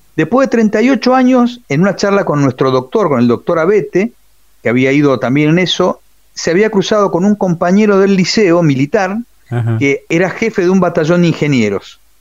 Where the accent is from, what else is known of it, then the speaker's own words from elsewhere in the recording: Buenos Aires, Argentina; Yo soy nacido en Capital Federal. Ajá pero mi familia es correntina